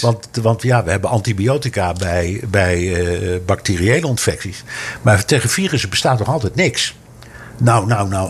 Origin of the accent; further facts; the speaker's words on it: Amsterdam, North Holland, Netherlands; now in New York, United States; Ik ben opgegroeid in Amsterdam, vlak bij de pijp.